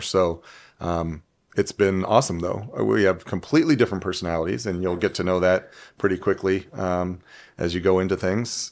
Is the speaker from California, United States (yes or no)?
yes; Huntington Beach, California, United States; moved away as an adult; now in Toledo, United States; I am from California or Cali